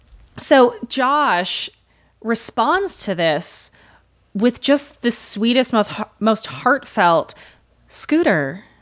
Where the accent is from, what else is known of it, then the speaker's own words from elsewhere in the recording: Midwest, United States; accent: Midwestern; now in New York, United States; So when I moved to New York from the Midwest, one of the few ways that I carried a Midwestern accent over was in the way I said, yeah